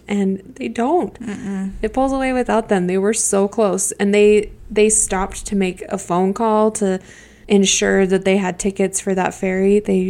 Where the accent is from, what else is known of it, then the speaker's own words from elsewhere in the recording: Utah, United States; Because we are from Utah.